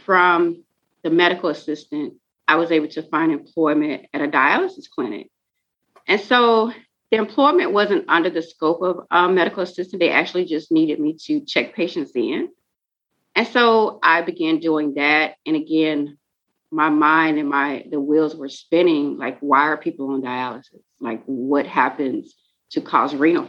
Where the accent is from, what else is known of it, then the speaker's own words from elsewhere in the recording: Pensacola, Florida, United States; now in Jacksonville, United States; I was born and raised in Pensacola, Florida